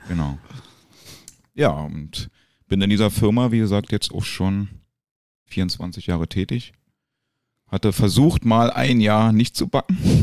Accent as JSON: {"language": "German", "region": "Berlin", "country": "Germany", "tie": "born or raised there", "moved": "as an adult", "lives_now": "Gran Canaria, Spain", "said": "wie man ja hört, Berlin Geburtsstadt. In dem schönen Bezirk Köpenick, den ja mittlerweile jeder kennt"}